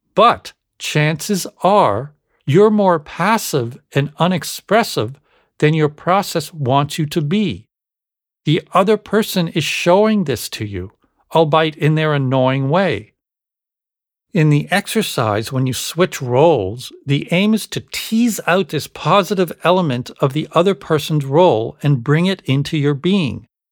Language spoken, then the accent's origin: English; Canada; growing up in Canada